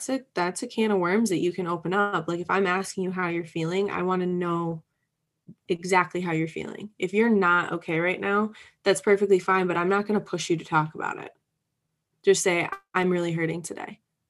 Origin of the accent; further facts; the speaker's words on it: Midwest, United States; And I'm from the Midwest. So there's this Midwestern hospitality that is just so strong